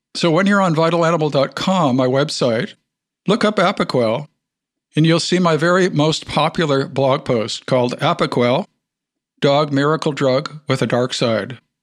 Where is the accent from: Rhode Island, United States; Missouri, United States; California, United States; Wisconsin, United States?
Wisconsin, United States; I grew up in Wisconsin